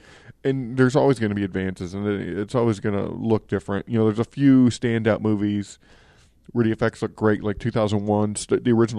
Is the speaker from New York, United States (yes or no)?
no; South Texas, United States; moved away; I grew up in South Texas, and my mom's there.